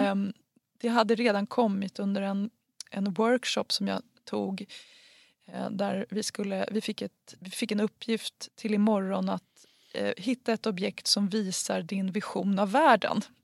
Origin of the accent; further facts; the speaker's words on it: Huddinge, Stockholm County, Sweden; jag är uppväxt i Huddinge